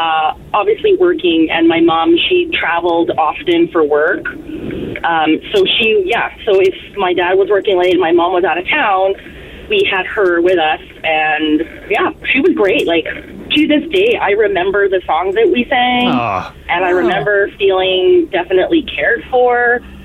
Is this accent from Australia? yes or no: no; Philippines; we're Filipino, so we had a bunch of Filipino friends, and we went on a camping trip.